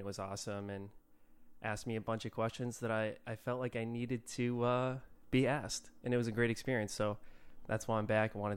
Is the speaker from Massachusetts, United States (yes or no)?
yes; Milford, Massachusetts, United States; also born or lived in Rhode Island; I grew up in a town called Milford, Massachusetts